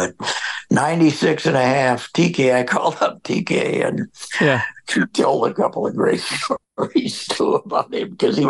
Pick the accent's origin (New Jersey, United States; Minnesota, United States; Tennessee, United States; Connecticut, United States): Connecticut, United States; I grew up in Connecticut in a family without much money and on the water, and we said anything we wanted to, you know, so.